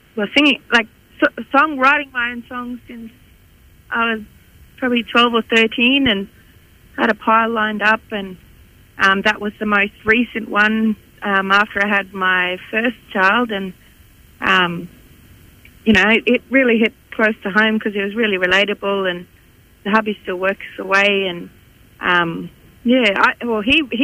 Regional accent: far north Queensland, Australia; moved away as an adult; now in Kununurra, Australia; I'm originally from far north Queensland

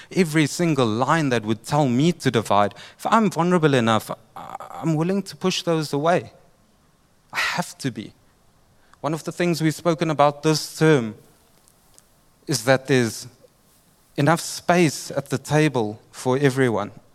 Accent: Durban, KwaZulu-Natal, South Africa; I'm from Durban

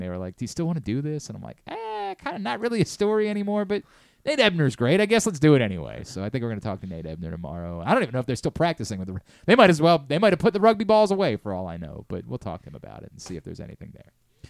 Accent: Maryland, United States; I'm from Maryland. I'm a radio host up there.

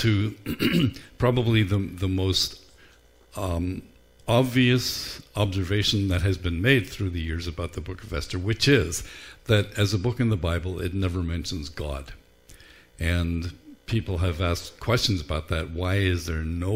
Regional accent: Ireland; Growing up in Ireland, we didn't carve pumpkins

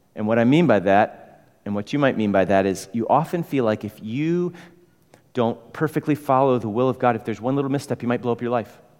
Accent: Chicago, Illinois, United States; moved away; I'm from Chicago

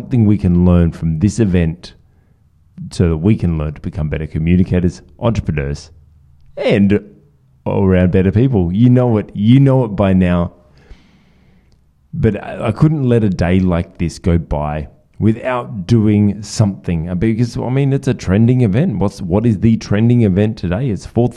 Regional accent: Australia; as an Australian

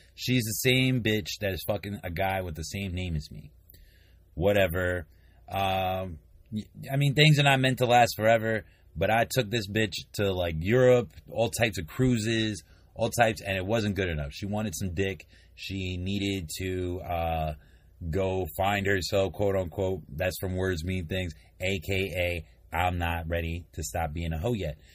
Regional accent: East Coast, United States; I'm from the East Coast

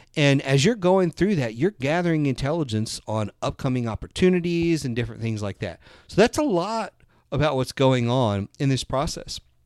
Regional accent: the South, United States; I'm from the South

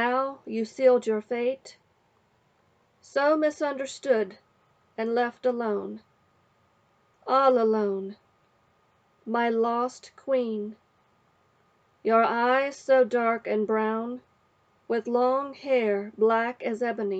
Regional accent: West Virginia, United States; I am from West Virginia, where I was born and raised

